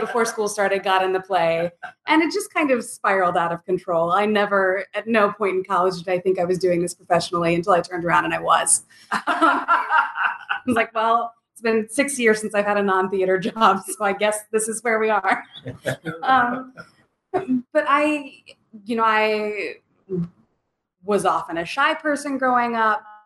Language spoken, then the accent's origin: English; the Bible Belt, United States; moved away as an adult; now in Lawrence, United States; I'm, I'm from Bible Belt